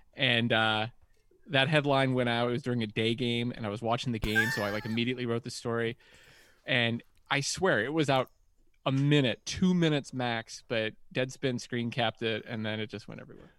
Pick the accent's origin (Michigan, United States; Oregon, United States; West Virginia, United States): West Virginia, United States; I'm from West Virginia